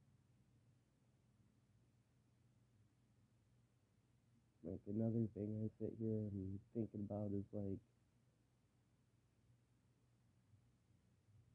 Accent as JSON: {"language": "English", "region": "Michigan", "country": "United States", "said": "I live in Michigan. Yeah, I'm from Michigan"}